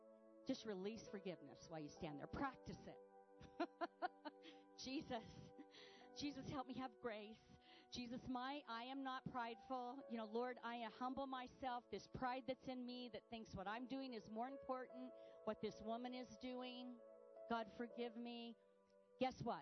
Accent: United States; I'm an American.

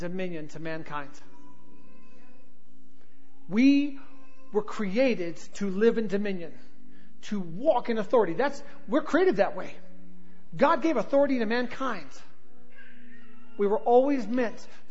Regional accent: Southern California, United States; accent: Southern, like, surfer accent; also born or lived in North Carolina; I was born in North Carolina and raised in Southern California, so I've got this weird, like, Southern, like, surfer accent

